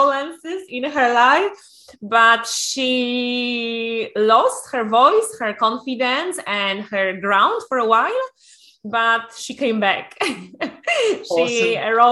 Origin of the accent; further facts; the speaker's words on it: Poland; also born or lived in Ireland / United Kingdom; now in Spain; I'm originally from Poland, used to live in different countries in Ireland, in UK, and then moved to Spain.